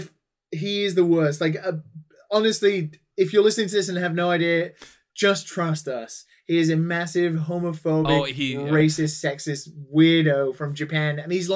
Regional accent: United Kingdom; being British

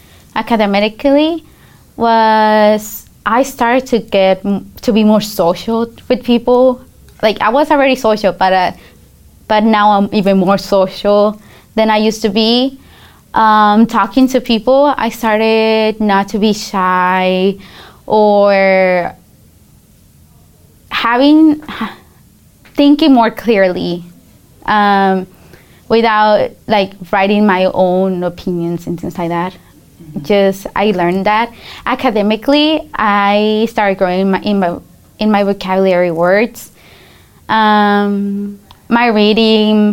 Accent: Denver, Colorado, United States; also born or lived in Guadalajara, Mexico; I grew up here in the United States in Denver, Colorado

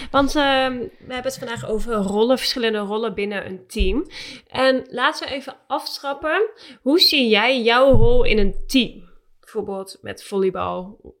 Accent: Utrecht, Netherlands; nou, ik kwam uit Utrecht.

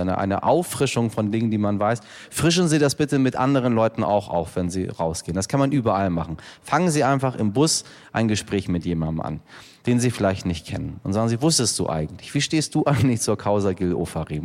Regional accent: Hamburg, Germany; also born or lived in Iran; wir kommen aus Hamburg und wir Hamburger sind alle sehr arrogant mit unserer Stadt

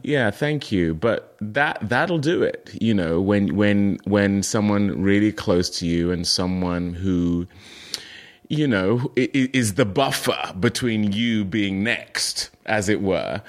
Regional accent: United Kingdom; moved away as an adult; also born or lived in Nigeria; now in United States; I identify as British

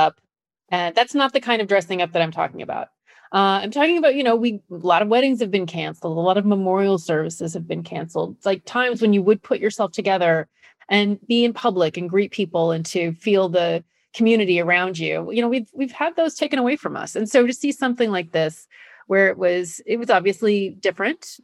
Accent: Nebraska, United States; I grew up in Nebraska

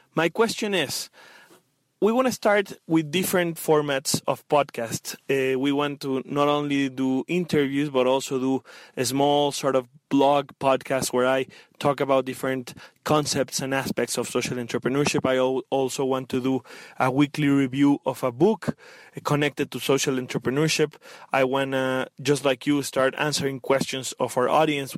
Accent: Mexico; I am from Mexico

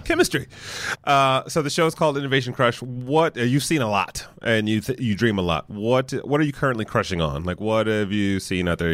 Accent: Detroit, Michigan, United States; moved away; I'm from Detroit originally

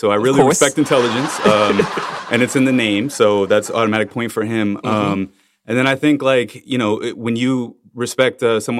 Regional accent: Miami, Florida, United States; I grew up in Florida, in Miami.

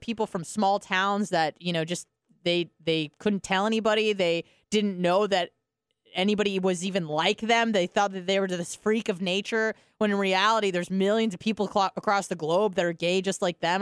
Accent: California, United States; moved away; I was from California

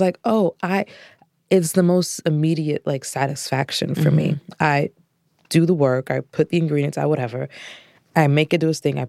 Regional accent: Orlando, Florida, United States; I'm from Orlando, Florida.

